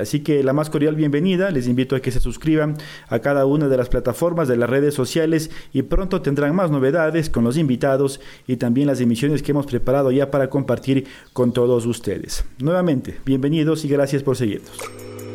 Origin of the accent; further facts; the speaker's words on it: Ecuador; soy periodista ecuatoriano